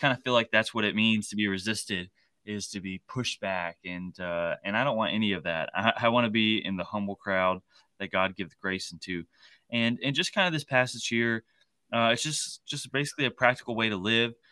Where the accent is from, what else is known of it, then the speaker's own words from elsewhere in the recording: Shelbyville, Tennessee, United States; I grew up here in Shelbyville, Tennessee